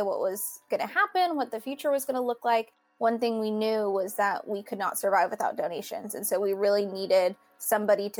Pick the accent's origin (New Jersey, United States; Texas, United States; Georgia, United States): Texas, United States; the Rio Grande Valley; also born or lived in Houston, Texas; I grew up here in the Valley